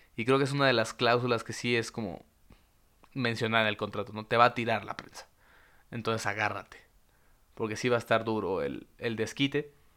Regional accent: Mexico; estamos cuidando como mexicanos

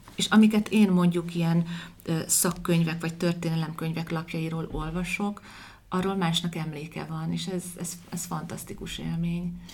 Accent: Debrecen, Hajdú-Bihar, Hungary; 45 éve most már lassan, hogy én is itt élek

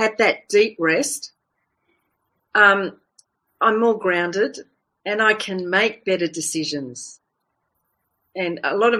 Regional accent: Fiji; I was born in the Fiji Islands

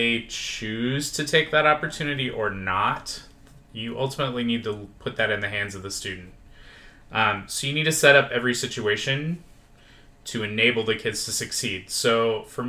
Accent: Lincoln, Nebraska, United States; moved away as an adult; now in Las Vegas, United States; I'm originally from Lincoln, Nebraska. Did my education there, and then moved out here at the age of 22

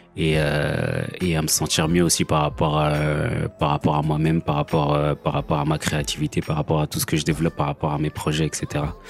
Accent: France; also born or lived in Kinshasa, DR Congo; j'ai grandi en France, mais je suis né à Kinshasa

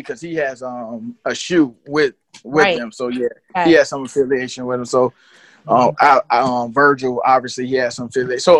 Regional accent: Chicago, Illinois, United States; No, and I'm from Chicago.

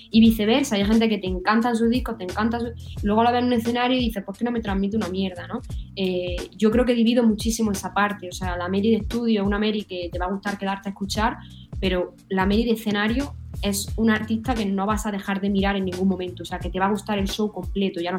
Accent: Málaga, Andalusia, Spain; me encantaría volver a mi tierra que es Málaga.

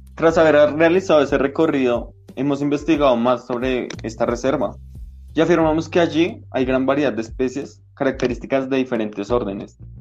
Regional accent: Bogotá, Colombia; He vivido toda mi vida en la localidad de Suba

